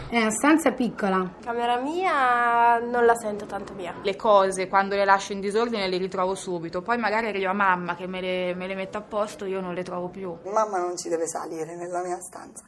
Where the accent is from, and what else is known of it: Bari, Apulia, Italy